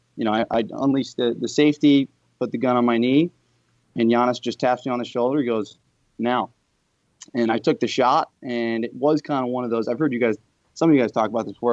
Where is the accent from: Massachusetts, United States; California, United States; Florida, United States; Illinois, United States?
Illinois, United States; Chicago; also born or lived in New York; now in Los Angeles, United States; I grew up in Chicago in, in an urban setting. I've lived in New York for a few years, and now I'm living out in Los Angeles.